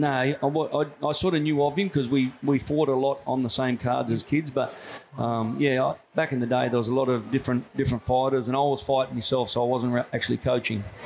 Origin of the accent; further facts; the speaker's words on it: Tamworth, New South Wales, Australia; also born or lived in Newcastle / Mathara, Victoria / Sunshine Coast; mostly done all my growing up in Tamworth, which is like a country town in New South Wales